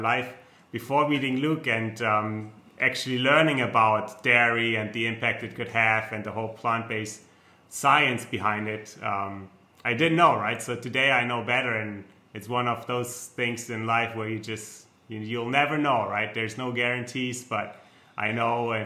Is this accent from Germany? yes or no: yes; Germany; accent: German; English is a second language; moved away; I'm German, so you might tell by my accent